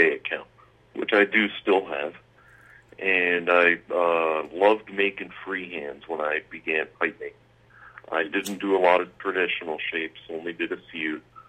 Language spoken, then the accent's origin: English; Manchester, Vermont, United States; I grew up in Manchester, Vermont, small town of a few thousand people